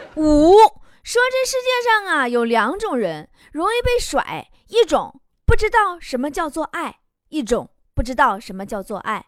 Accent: China; 我们中国人

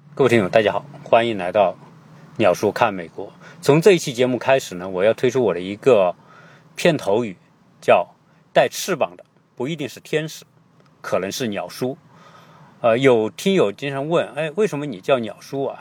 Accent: China; 我们中国人都知道，中国的书法是博大精深

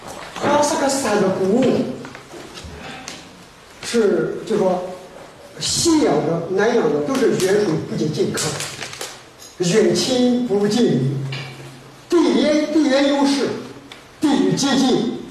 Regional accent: China; 不像我们中国人，公鸡不叫不起床，猫狗打滚不睡觉。我们中国人都工作批，都不愿休息

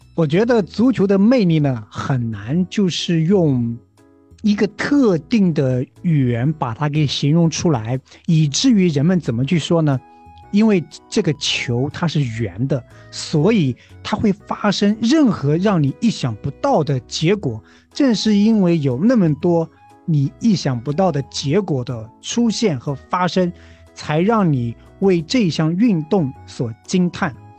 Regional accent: China; 因为我们是中国人嘛

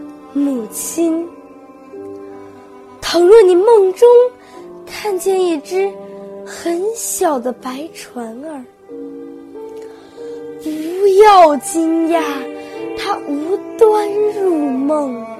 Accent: Wuhan, Hubei, China; 今年十三岁，我来自湖北武汉，是中国地质大学附属学校八年级学生。

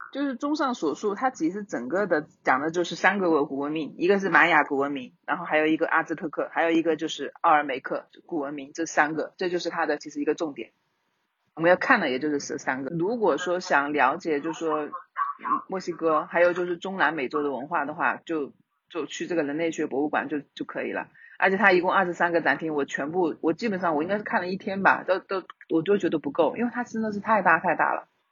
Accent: China; 我们中国人的春节，它是很重要的

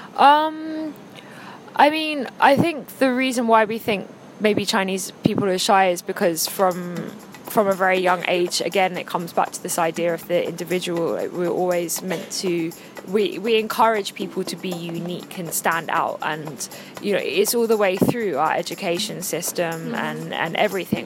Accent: England, United Kingdom; now in China; I'm English

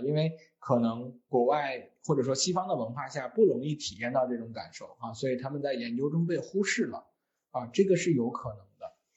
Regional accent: China; 我们中国人

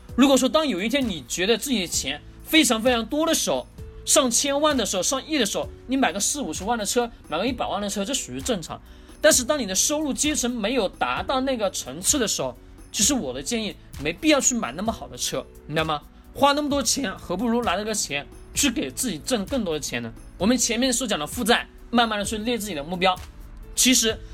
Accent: China; 我们中国人老是在讲脸上有光

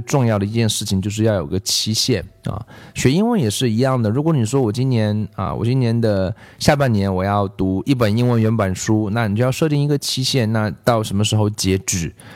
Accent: China; 我中国人

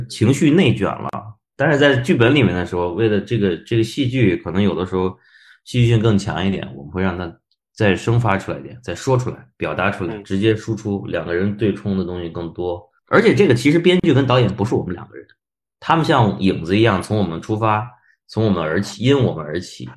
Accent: Beijing, China; 我是北京人

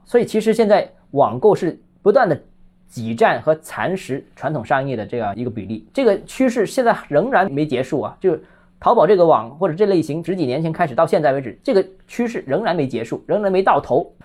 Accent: Guangzhou, Guangdong, China; 我是广州人

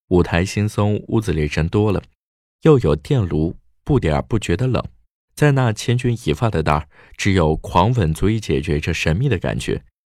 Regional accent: China; 我们中国人就是有办法

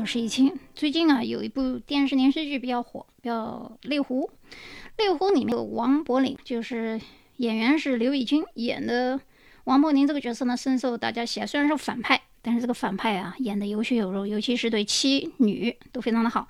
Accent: Yangzhou, Jiangsu, China; 一两百在我老家扬州那地方

